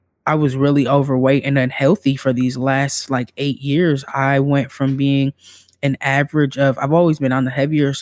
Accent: Midwest, United States; I'm from the Midwest

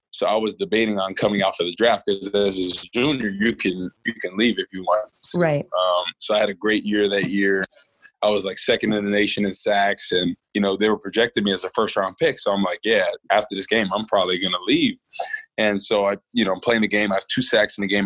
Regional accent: Rutherford, New Jersey, United States; moved away as an adult; now in St. Louis, United States; I grew up in Rutherford, New Jersey. Um, born and raised there. Um, was there until college. Um, and yeah, now now I live in St. Louis

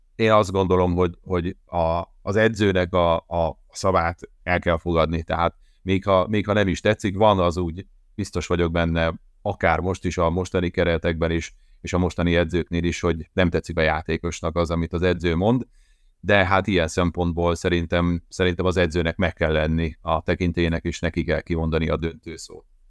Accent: Hódmezővásárhely, Csongrád-Csanád, Hungary; moved away as an adult; Hódmezővásárhelyen a szülővárosomban

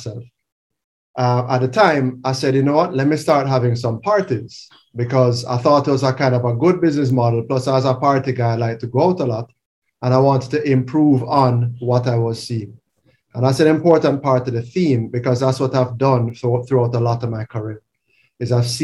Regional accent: Jamaica; also born or lived in Canada; born and raised in Jamaica, went to Campan College

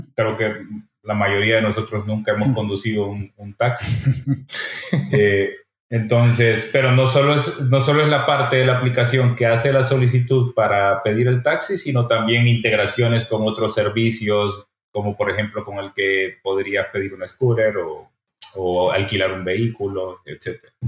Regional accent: El Salvador; now in Barcelona, Spain; Yo soy de El Salvador y vivimos dos terremotos en el 2001

